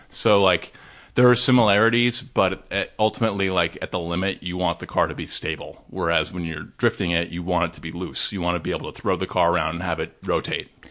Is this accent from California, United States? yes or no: yes; Laguna Niguel, California, United States; also born or lived in Dana Point; I actually grew up in Laguna Niguel and Dana Point